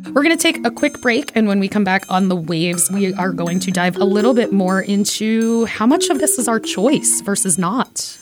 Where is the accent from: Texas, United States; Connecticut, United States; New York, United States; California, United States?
New York, United States; New York City; I am Puerto Rican from Brooklyn.